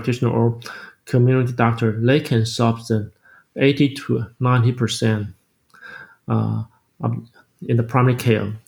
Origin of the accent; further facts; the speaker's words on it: Taiwan; I grew up in this country, I grew up in my home country